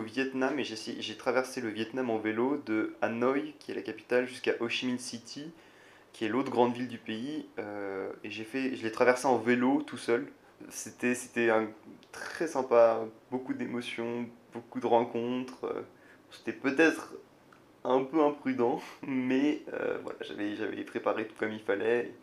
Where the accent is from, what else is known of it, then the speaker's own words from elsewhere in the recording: France; moved away as an adult; now in Singapore; Je suis un vrai Français